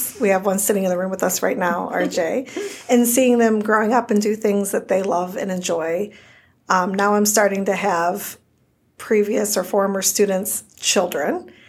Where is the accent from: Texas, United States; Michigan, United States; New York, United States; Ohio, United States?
Ohio, United States; Grand Rapids; I have lived here my entire life. I grew up in Grand Rapids, went to Grand Rapids Elementary